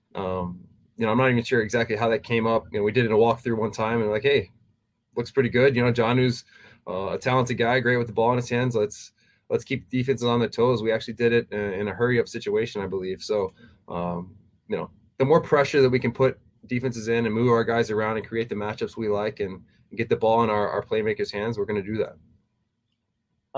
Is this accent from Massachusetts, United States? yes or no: no; Texas, United States; moved away as an adult; also born or lived in Tennessee; my hometown, you know, back in Texas